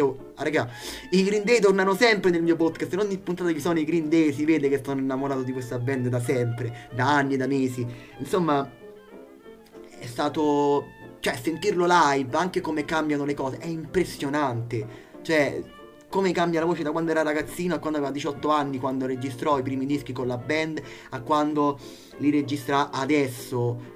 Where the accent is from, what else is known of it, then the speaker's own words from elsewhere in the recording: Italy; mi ascoltate dall'Italia, il paese che io amo, il mio paese